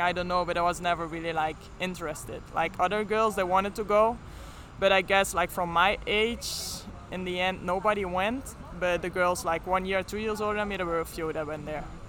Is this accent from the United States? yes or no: no; Flanders, Belgium; accent: Flemish; first language Flemish; English is a second language; moved away; my first language is like Flemish. Then we learn like when we have when we are 10 years old, we start learning French